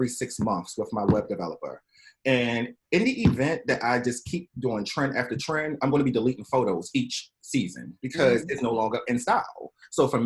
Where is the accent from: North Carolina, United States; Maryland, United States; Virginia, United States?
Maryland, United States; Baltimore; now in New York City, United States; I'm originally from Baltimore, Maryland.